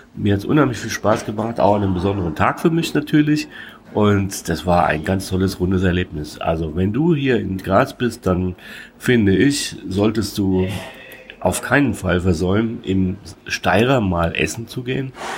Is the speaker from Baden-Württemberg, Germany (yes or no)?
no; Hesse, Germany; als gebürtiger Hesse